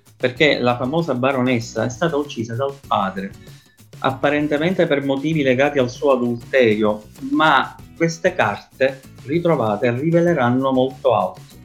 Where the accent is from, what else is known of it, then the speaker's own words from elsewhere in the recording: Palermo, Sicily, Italy; soprattutto di storia della mia città, dove ci sono tante cose da dire, allora nel 2011 avevo creato un blog su internet dal titolo Palermo Nascosta